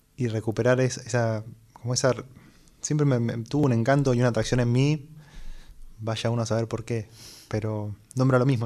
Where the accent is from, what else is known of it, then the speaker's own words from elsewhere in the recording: Buenos Aires, Argentina; Nací acá en Buenos Aires